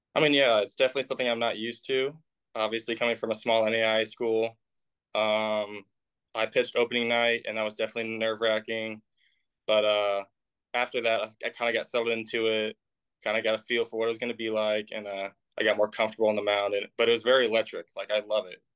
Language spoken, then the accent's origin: English; Indiana, United States; I'm from Indiana.